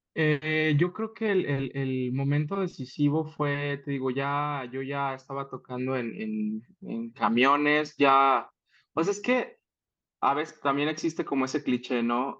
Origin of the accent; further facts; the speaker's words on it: Saltillo, Coahuila, Mexico; moved away as an adult; now in Mexico City, Mexico; soy originario de Saltillo. Allá en Saltillo, pues todas las, toda mi preparación educativa la, la tuve allá